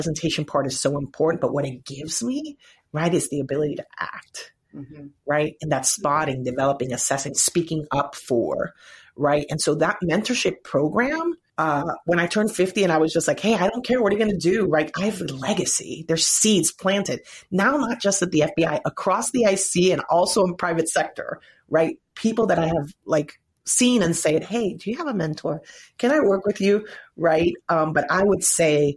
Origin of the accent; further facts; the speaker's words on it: Puerto Rico; moved away; my people, my background, the culture. And if you guys could see like where I'm from, like growing up, there was a hurricane